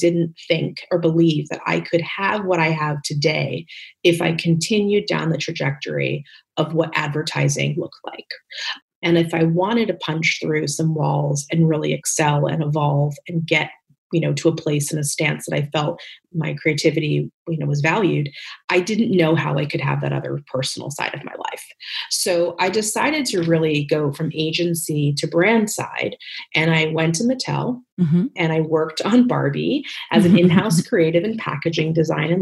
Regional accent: Northern New Jersey, United States; moved away as an adult; also born or lived in New York City; now in Los Angeles, United States; I was born in New York City, but really raised in New Jersey, Northern Jersey.

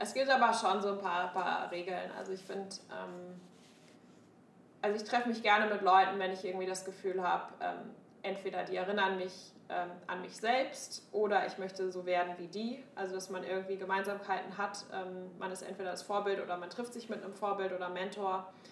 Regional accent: Münster, North Rhine-Westphalia, Germany; moved away as an adult; also born or lived in Hamburg; now in United States; meiner Heimatstadt Münster

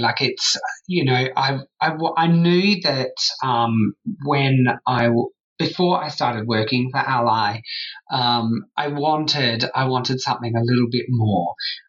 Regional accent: Sydney, New South Wales, Australia; now in Perth, Australia; I moved from Sydney to Perth.

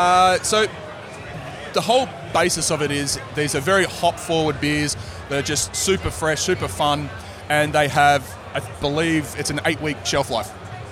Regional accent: Melbourne, Victoria, Australia; also born or lived in Bright, Victoria / Phillip Island, Victoria; now in Brisbane, Australia; Yeah, I was born in Melbourne.

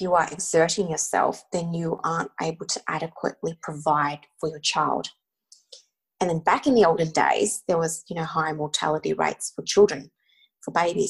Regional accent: Australia; being Australian born and growing up, you know, in the Australian school system

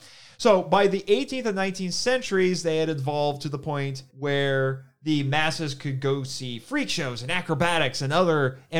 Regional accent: Indiana, United States; you and I, we grew up in Indiana

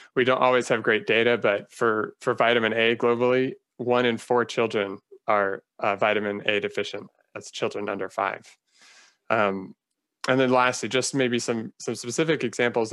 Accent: Phoenix, Arizona, United States; moved away as an adult; also born or lived in Northern California / Los Angeles; now in Silver Spring, United States; I grew up in Phoenix, Arizona.

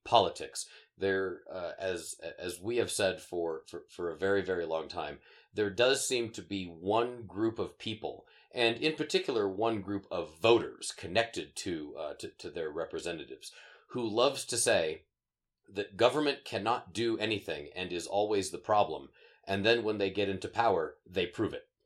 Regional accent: Sterling, Colorado, United States; moved away; I grew up in uh, the small town of Sterling, Colorado, out on the uh, northeastern plains of, um, uh, of the state

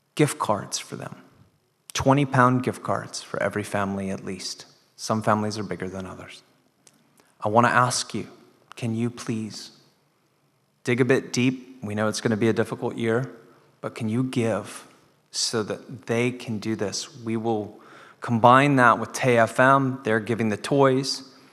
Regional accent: United States; now in Dundee, United Kingdom; I'm an American in Dundee

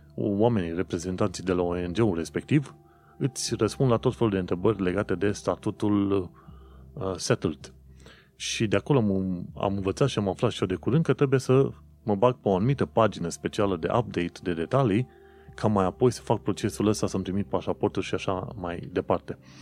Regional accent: Romania; now in United Kingdom; Noi venim din România

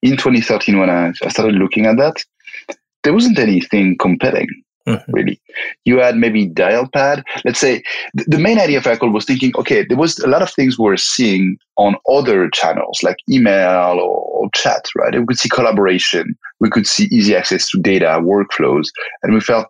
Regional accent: France; moved away as an adult; also born or lived in Belgium / Spain; born and raised in France

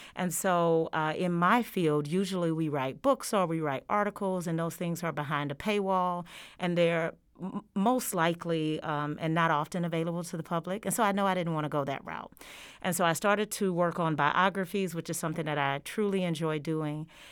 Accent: Georgia, United States; moved away as an adult; now in Oklahoma, United States; I have been in Oklahoma since 2018, and I am originally from the state of Georgia.

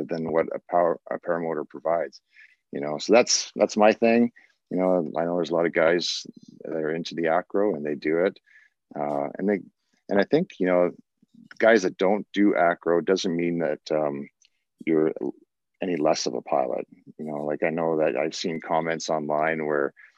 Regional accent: Canada; us Canadians

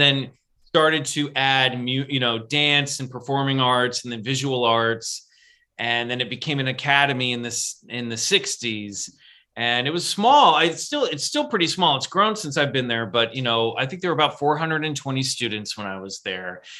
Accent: United States; I'm the American in this situation

